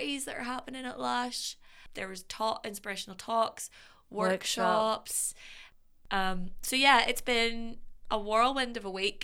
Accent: Belfast, Northern Ireland, United Kingdom; I'm from Belfast

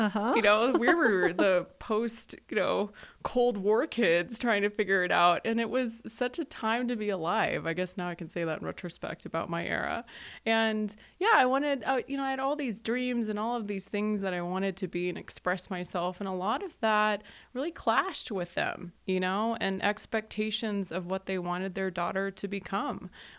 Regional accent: Aurora, Colorado, United States; born there; I was born in Aurora, so Arapahoe County I'm very familiar with. And my parents are from Pakistan.

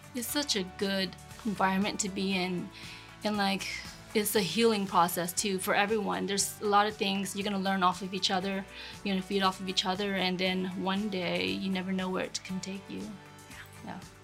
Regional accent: Panama City, Florida, United States; I was born and raised in Panama City. First generation here. Parents came from Vietnam.

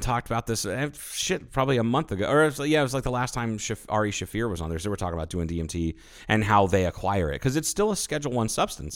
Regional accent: United States

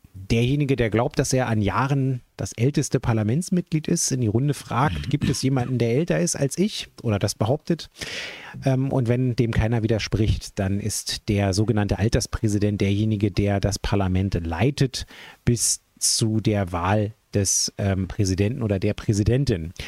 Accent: Berlin, Germany; als jemand, der ja gebürtiger Westberliner ist

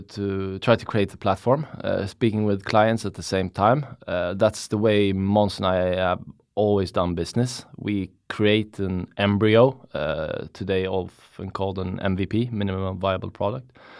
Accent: Stockholm, Stockholm County, Sweden; I'm from Stockholm. Been living in Stockholm for basically all my life.

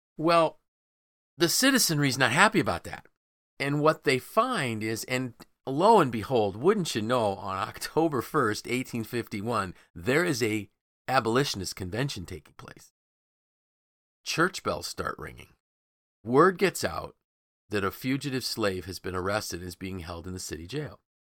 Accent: Syracuse, New York, United States; growing up in Syracuse

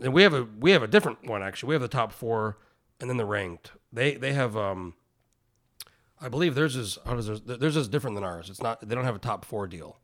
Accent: New Mexico, United States; moved away as an adult; now in Alaska, United States; I grew up in New Mexico. I went to the University of New Mexico for a year before I moved to Alaska when I was nineteen

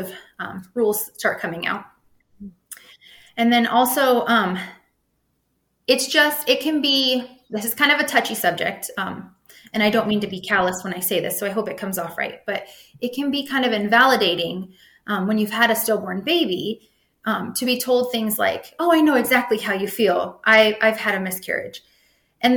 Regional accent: Nebraska, United States; I'm from Nebraska

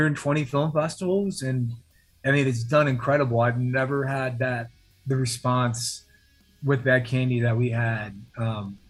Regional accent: Virginia Beach, Virginia, United States; also born or lived in Los Angeles; now in Atlanta, United States; I'm from Virginia Beach. I live in Atlanta now, but I grew up in Virginia Beach

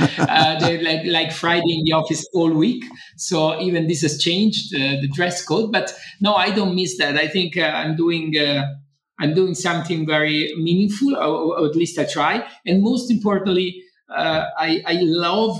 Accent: Rome, Lazio, Italy; I was born in Rome indeed, and I grew up in Rome mostly of my young days

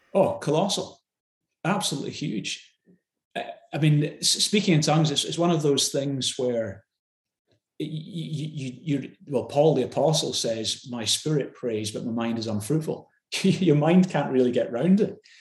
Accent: Glasgow, Scotland, United Kingdom; I grew up in in Glasgow

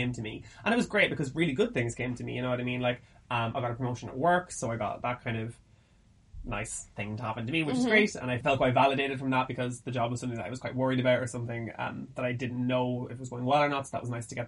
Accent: Ireland; growing up in Ireland

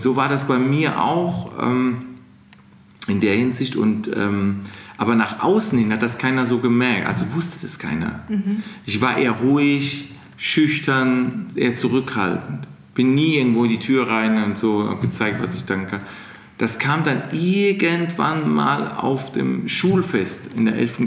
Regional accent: Mannheim, Baden-Württemberg, Germany; accent: Kurpfälzisch; dass ich aus Mannheim bin und ich diesen Dialekt nicht rauskriege

